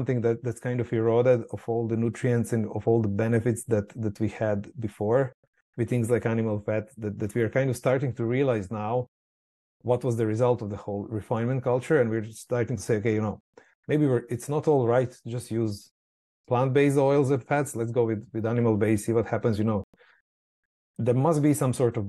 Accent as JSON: {"language": "English", "country": "Croatia", "tie": "born or raised there", "moved": "yes", "said": "I'm from Croatia originally, coming from a, you know, small Mediterranean island. And obviously everyone has olives. Everyone makes their own olive oil. So that's just reality that I kind of grew up"}